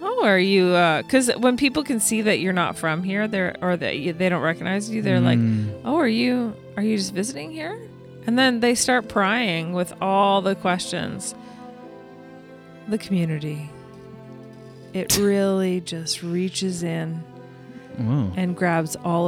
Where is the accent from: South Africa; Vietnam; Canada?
Canada; Ottawa, Ontario; moved away as an adult; also born or lived in Toronto / Vancouver / New York; I grew up in Ottawa, lived in Toronto, Vancouver, New York